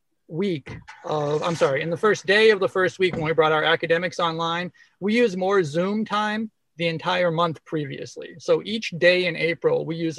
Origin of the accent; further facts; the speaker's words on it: Massachusetts, United States; I grew up in Massachusetts